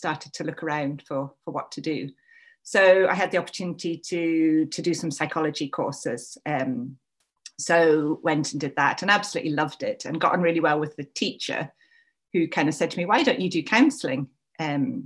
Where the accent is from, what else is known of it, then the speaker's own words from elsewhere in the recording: England, United Kingdom; moved away as an adult; also born or lived in Scotland; I am English.